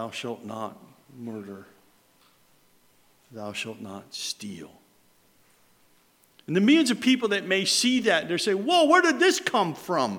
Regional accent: Mohawk, New York, United States; we were growing up in Mohawk, New York

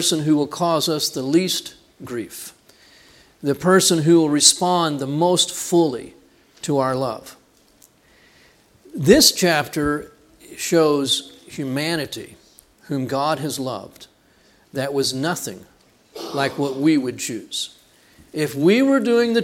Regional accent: Texas, United States; I'm from Texas.

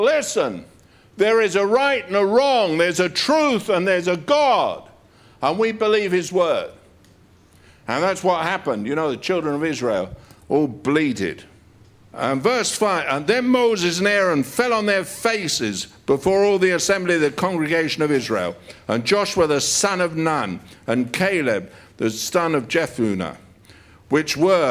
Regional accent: United Kingdom; We're British.

